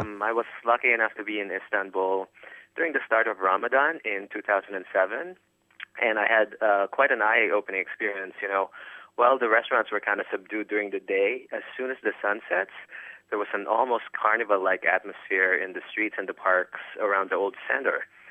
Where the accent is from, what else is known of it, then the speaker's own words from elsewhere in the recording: United States; as an American